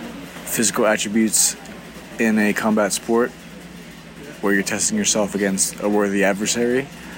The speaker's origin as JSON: {"language": "English", "town": "Pittsburgh", "region": "Pennsylvania", "country": "United States", "moved": "yes", "said": "I'm originally from Pittsburgh, Pennsylvania."}